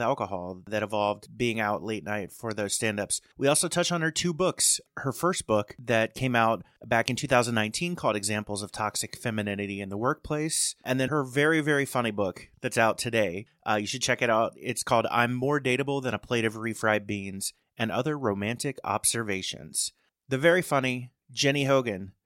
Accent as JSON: {"language": "English", "region": "Indiana", "country": "United States", "tie": "born or raised there", "said": "I grew up in a town of six hundred people in Indiana"}